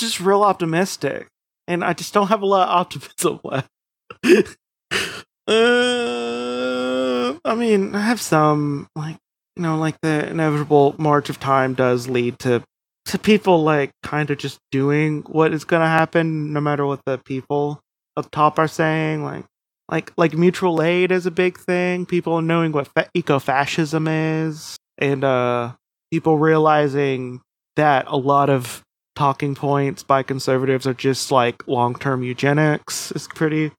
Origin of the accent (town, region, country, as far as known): United States